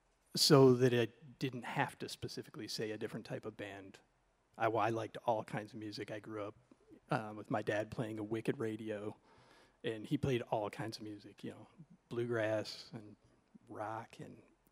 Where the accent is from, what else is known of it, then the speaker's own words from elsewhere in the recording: Hillsdale County, Michigan, United States; Yeah, I grew up just in Hillsdale County.